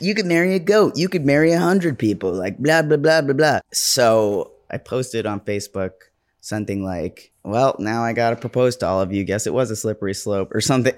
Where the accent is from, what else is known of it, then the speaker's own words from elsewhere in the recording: New York, United States; I'm a New Yorker.